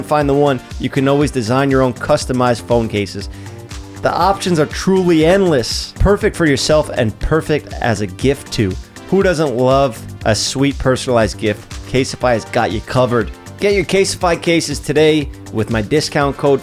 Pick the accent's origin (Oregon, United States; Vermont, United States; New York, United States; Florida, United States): New York, United States; New York City; accent: New York; I'm from Staten Island